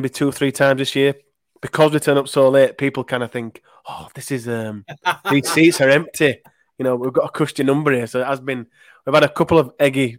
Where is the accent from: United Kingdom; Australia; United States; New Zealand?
United Kingdom; Leeds, Yorkshire and the Humber; I'm from Leeds